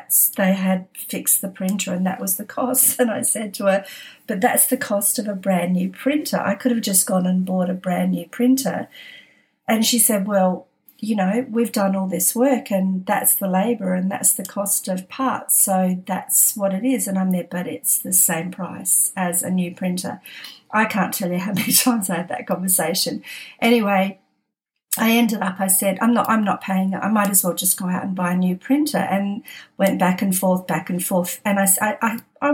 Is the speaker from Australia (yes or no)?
yes; Adelaide, South Australia, Australia; moved away as an adult; also born or lived in Sydney; now in Adelaide, Australia; we were born in Adelaide.